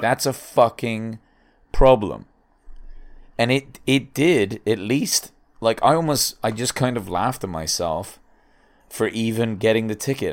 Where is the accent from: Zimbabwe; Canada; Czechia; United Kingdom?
United Kingdom; England; now in United States